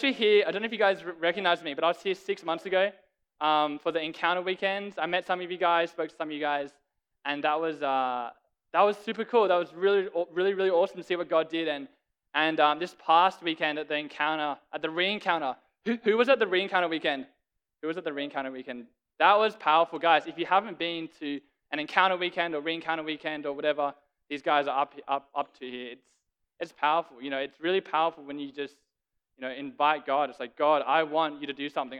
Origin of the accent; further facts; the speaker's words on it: Sydney, New South Wales, Australia; moved away; I'm from Sydney, Australia.